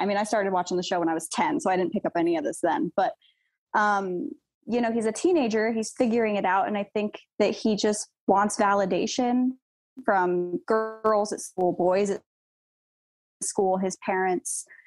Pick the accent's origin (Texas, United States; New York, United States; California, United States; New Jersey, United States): California, United States; Joshua Tree; Joshua Tree, California